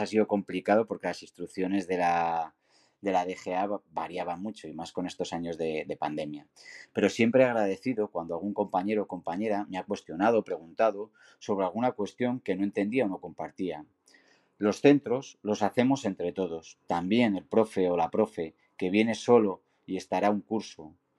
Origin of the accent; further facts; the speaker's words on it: Segovia, Castile and León, Spain; now in Zaragoza, Spain; trabajo en el departamento de orientación en un instituto de la ciudad del Ebro y del Cierzo, aunque soy de Segovia.